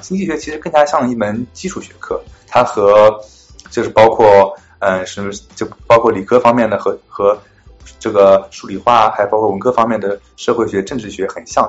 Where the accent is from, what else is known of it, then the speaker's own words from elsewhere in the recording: Jiangsu, China; moved away as an adult; now in United States; 我来自江苏，我本科毕业于南京大学的经济学系。嗯，毕业之后我来到美国的，呃，威斯康星大学，呃，麦迪逊分校攻读经济学博士学位。然后在去年毕业了之后，现在在亚马逊，嗯，做经济学家